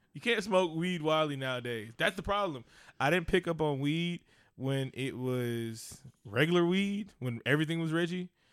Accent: Oakland, California, United States; I'm from East Oakland, California.

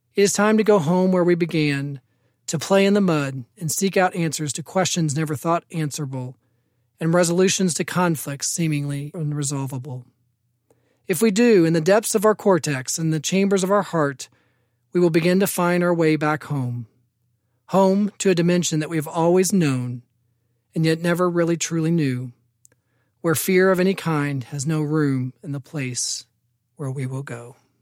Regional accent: Evansville, Indiana, United States; I was born in Indianapolis, raised in Evansville for most of my life.

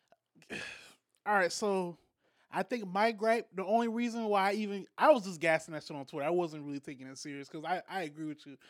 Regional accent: Charleston, South Carolina, United States; as a kid that was growing up in Charleston, South Carolina

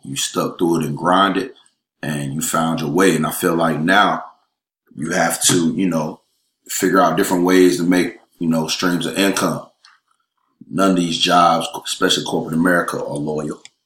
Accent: Raleigh, North Carolina, United States; moved away as an adult; now in Atlanta, United States; I'm originally from Raleigh, North Carolina.

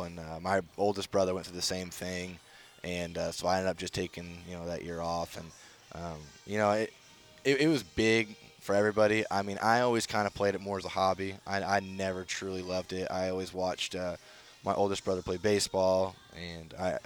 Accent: Midwest, United States; moved away; I grew up in a pretty small town. Nothing but cornfields around me

